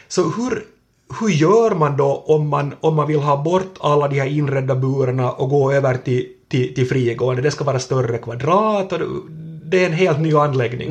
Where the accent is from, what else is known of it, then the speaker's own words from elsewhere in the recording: Kvevlax, Ostrobothnia, Finland; från min barndom i, i, i Kvävlax